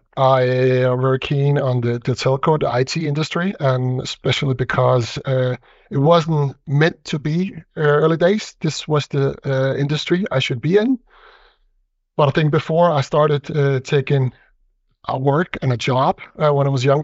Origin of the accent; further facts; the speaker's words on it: Denmark; I see myself very Danish, born and raised in Denmark